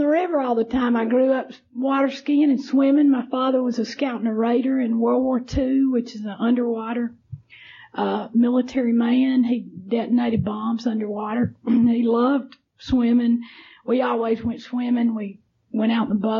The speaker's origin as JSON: {"language": "English", "area": "Morgan County", "region": "Alabama", "country": "United States", "tie": "born or raised there", "said": "I grew up in Alabama, and happened to live in a county where there was no allowances for drinking"}